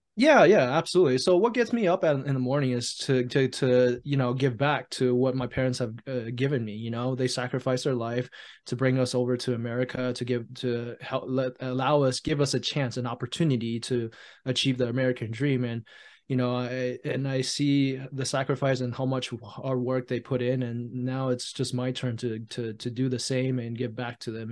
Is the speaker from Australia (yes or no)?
no; Taiwan; moved away; I was born and raised in Taiwan